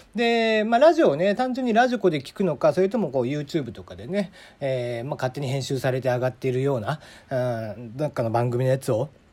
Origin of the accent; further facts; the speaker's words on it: Kagoshima, Japan; moved away as an adult; also born or lived in Hakata, Fukuoka; 俺は鹿児島生まれ博多あ鹿児島に18年博多に9年って住んでた